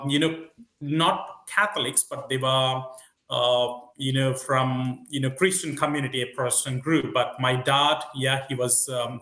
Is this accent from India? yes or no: yes; Kolavennu, Andhra Pradesh, India; moved away; I come from a village called Kolavenu, which is in the southern part of India, a state called Andhra Pradesh.